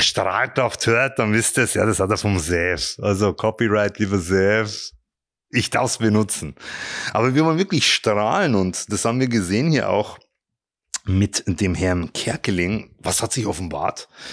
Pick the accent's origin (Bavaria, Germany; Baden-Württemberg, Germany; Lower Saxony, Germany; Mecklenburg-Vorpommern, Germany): Bavaria, Germany; Regensburg; ich bin ja in Regensburg aufgewachsen